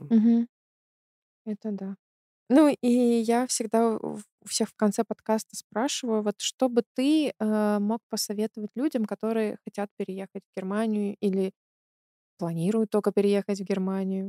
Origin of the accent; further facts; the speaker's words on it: Belarus; now in Germany; я из Беларуси, я кроме как в своем городе и в Минске нигде не была